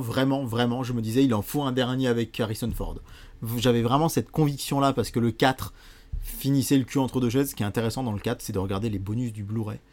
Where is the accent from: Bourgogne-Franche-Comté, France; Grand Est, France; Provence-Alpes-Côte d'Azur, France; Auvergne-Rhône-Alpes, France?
Bourgogne-Franche-Comté, France; Bourbon-Lancy; chez nous, à Bourbon-Lancy